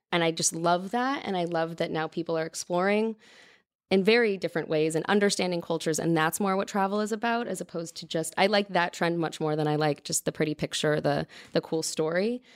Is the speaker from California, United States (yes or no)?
yes; Mountain View, California, United States; also born or lived in Los Gatos / Campbell / Los Angeles; But I grew up in Northern California, moved all over.